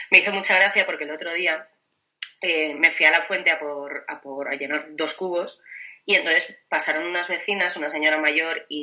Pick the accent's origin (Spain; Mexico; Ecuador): Spain; Villaseca, Castile and León; Mi pueblo se llama Villaseca y está a mil doscientos y pico.